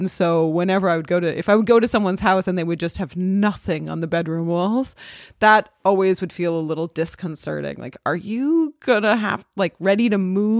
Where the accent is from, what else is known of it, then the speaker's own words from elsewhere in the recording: Los Angeles, California, United States; I'm from Los Angeles and there's a similar, I mean, Los Angeles just is really sprawling.